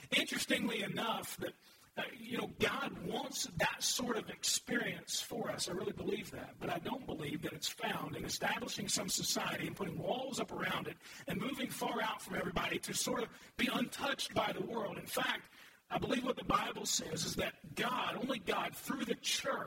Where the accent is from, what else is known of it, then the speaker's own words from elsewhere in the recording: Louisville, Kentucky, United States; I'm from Louisville